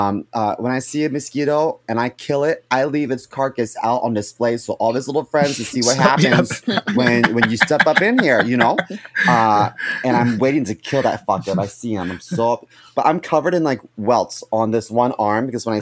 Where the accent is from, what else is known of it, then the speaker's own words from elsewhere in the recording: Baltimore, Maryland, United States; also born or lived in Chicago; now in New York, United States; I'm from Baltimore City